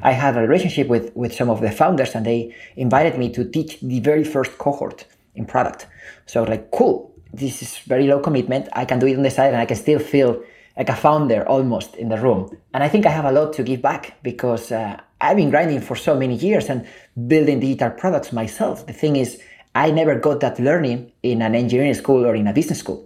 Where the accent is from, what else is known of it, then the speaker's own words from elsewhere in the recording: Spain; moved away as an adult; also born or lived in Silicon Valley; I was born and raised in Spain